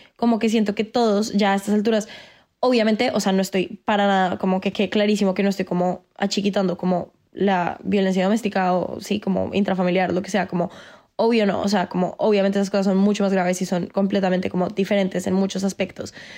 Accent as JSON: {"language": "Spanish", "country": "Colombia"}